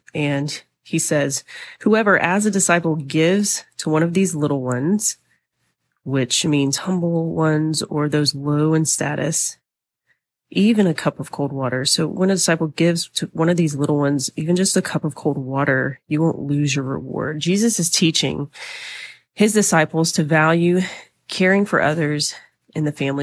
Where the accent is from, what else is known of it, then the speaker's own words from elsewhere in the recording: the South, United States; I'm from the South, been here my whole life